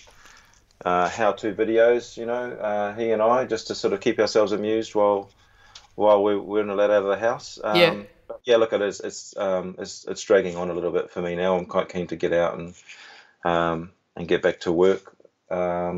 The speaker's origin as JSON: {"language": "English", "country": "New Zealand", "also_born_or_lived": "London, United Kingdom", "moved": "as an adult", "lives_now": "Melbourne, Australia", "said": "I'm obviously a Kiwi"}